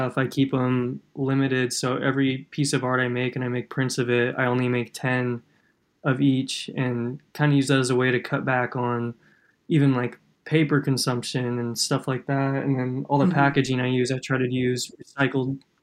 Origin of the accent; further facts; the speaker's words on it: Kansas, United States; growing up in Kansas